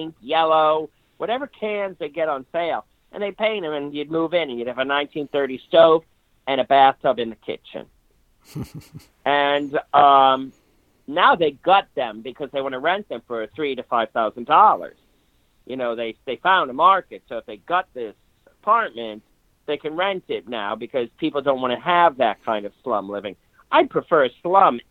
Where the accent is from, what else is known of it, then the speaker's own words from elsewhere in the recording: Syracuse, New York, United States; moved away; also born or lived in East Village, New York; I grew up in Syracuse